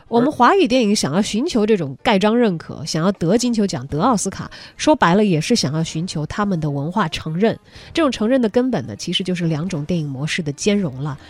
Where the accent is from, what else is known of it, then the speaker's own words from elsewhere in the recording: China; 我们中国人